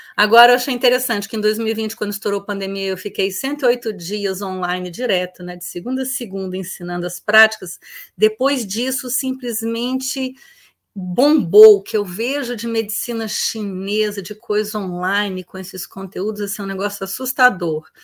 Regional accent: Brasília, Federal District, Brazil; also born or lived in Florianópolis; eu sou de Brasília

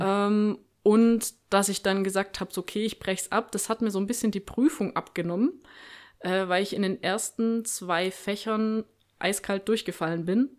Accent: Stuttgart, Baden-Württemberg, Germany; moved away; ich bin ja Stuttgarter Kind

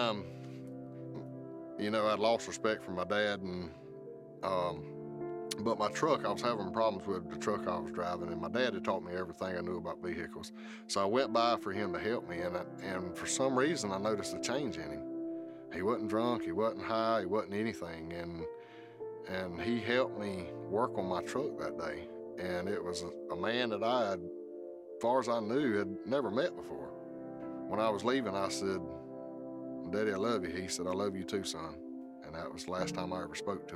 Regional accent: South Georgia, United States; Growing up in South Georgia

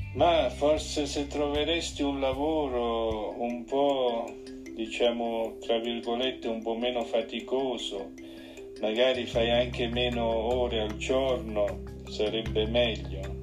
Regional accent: Switzerland; sono nato in Svizzera

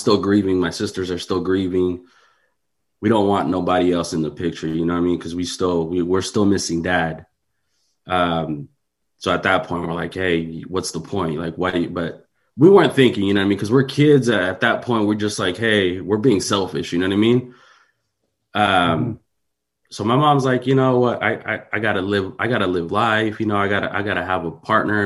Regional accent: San Mateo, California, United States; I grew up in San Mateo

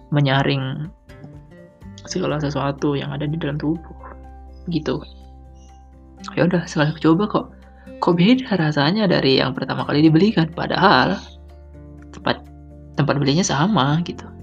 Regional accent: Sumatra, Indonesia; yang secara kan orang kampung jarang jarang ya gue akui di daerahku jarang jual-jualan begitu paling mentok kalau nggak lotek ya lontong nah itu kayak kupat tahu semacamnya itu tidak ada siomay itu ya tidak ada untuk tiap apa ya malam-malam gitu loh karena biasalah daerah Sumatera

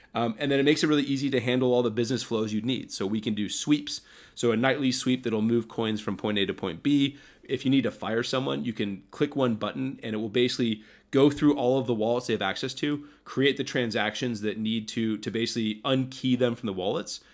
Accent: United States; I was born in, in, you know, America, and I've lived here my entire life

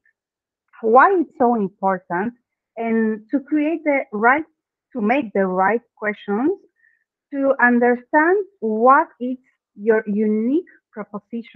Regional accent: Argentina; first language Spanish; English is a second language; I am from Argentina. So yeah, my native language is Spanish

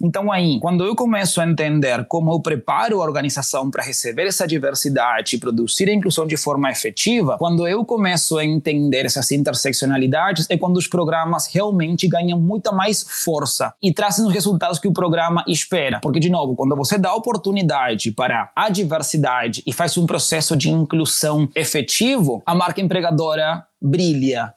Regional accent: Uruguay; Portuguese is a second language; moved away as an adult; also born or lived in Chile; now in Brazil; eu sou do Uruguai. Eu hoje já vou cumprir quatro anos no Brasil

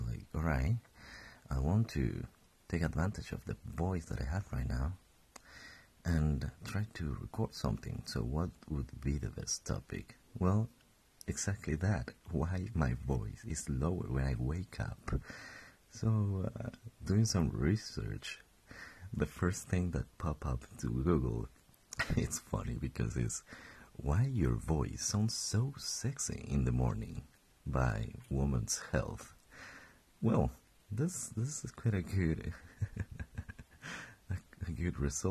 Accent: Colombia; English is a second language; moved away as an adult; now in Stockholm, Sweden; I was born and raised in Colombia. I've been living there for my past 22 years.

